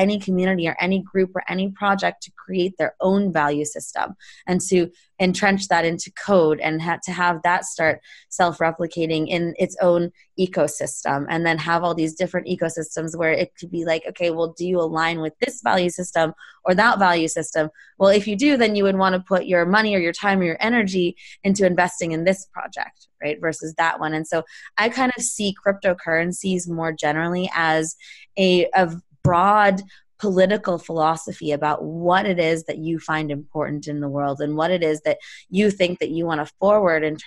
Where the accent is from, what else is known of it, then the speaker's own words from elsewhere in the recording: Palo Alto, California, United States; I grew up in Palo Alto. I grew up a couple miles from Sand Hill Road.